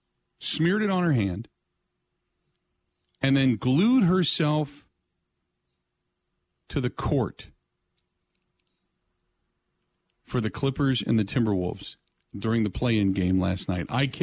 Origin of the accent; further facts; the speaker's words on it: Cincinnati, Ohio, United States; moved away as an adult; now in Milwaukee, United States; I grew up in Cincinnati listening to Marty Brenneman